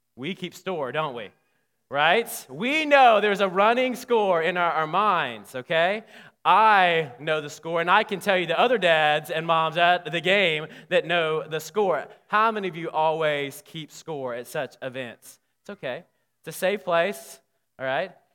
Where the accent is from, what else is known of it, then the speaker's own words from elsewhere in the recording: Alabama, United States; now in Texas, United States; growing up in Alabama